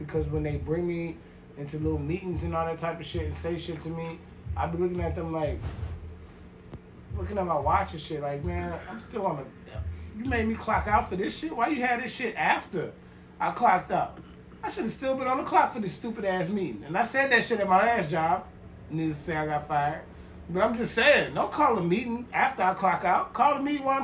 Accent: New York, United States; accent: New York; moved away; my New York accent

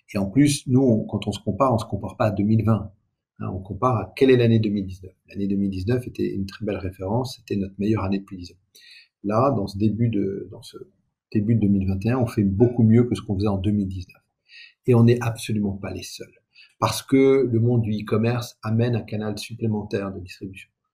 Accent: Aix-en-Provence, Provence-Alpes-Côte d'Azur, France; moved away; je viens effectivement d'Aix-en-Provence. Le lycée, le lycée où j'ai fait mes études est en zone d'éducation prioritaire.

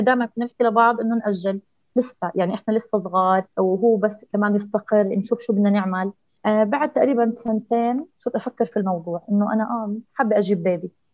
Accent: Jordan; عندنا في الأردن

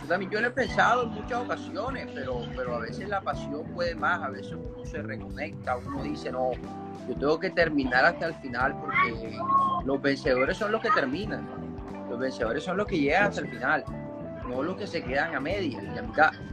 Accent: Barranquilla, Atlántico, Colombia; yo soy de Colombia, de Barranquilla

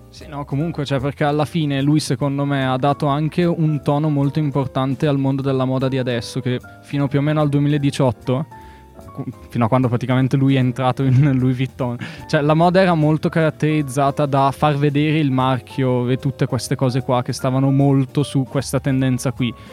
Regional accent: Bergamo, Lombardy, Italy; Io, io sono di Bergamo

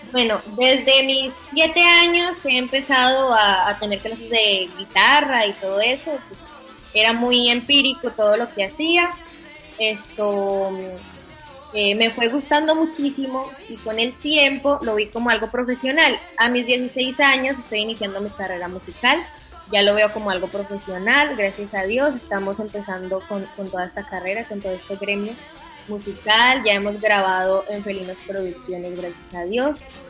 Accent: Manzanares, Caldas, Colombia; born or raised there; now in Melgar, Colombia

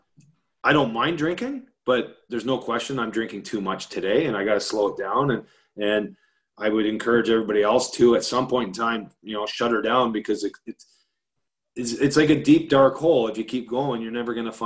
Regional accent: Canada; I'm Canadian

